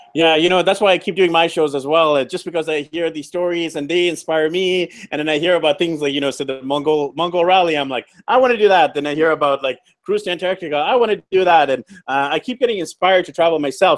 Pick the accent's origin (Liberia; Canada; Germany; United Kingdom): Canada; Vancouver, British Columbia; moved away; I'm actually from Vancouver, B C, Canada.